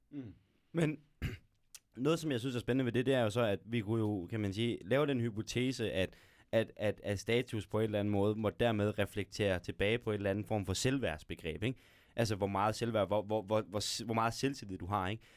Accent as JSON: {"language": "Danish", "town": "Aarhus", "region": "Central Denmark Region", "country": "Denmark", "tie": "born or raised there", "moved": "as an adult", "lives_now": "Gellerup, Denmark", "said": "det villakvarter, jeg voksede op i Viby"}